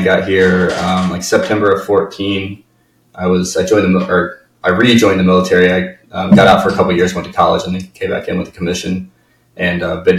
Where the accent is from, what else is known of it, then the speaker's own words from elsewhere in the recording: Indiana, United States; My first house, when I bought it, I'm coming from Indiana. I didn't realize that there was a such thing as wetlands.